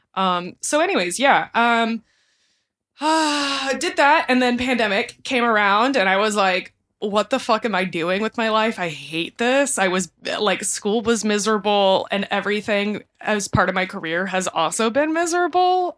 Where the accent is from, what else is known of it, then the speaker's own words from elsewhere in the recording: Kingwood, Texas, United States; moved away as an adult; also born or lived in New York City; I grew up in the outskirts of Houston, Texas, in a town called Kingwood